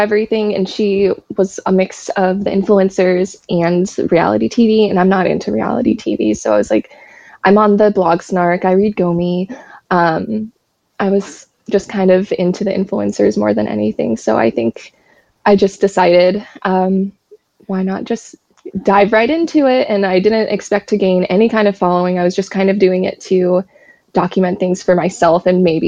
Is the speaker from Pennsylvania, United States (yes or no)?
no; Seattle, Washington, United States; I'm from Seattle